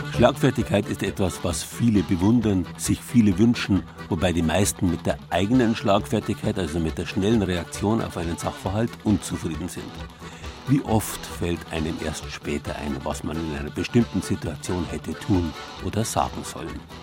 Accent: Bavaria, Germany; bei uns in Bayern

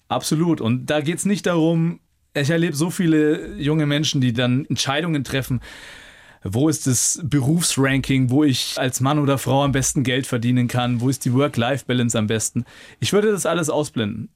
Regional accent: Nuremberg, Bavaria, Germany; also born or lived in Munich / Bayreuth; In Nürnberg, in meiner Heimat mit meiner Familie

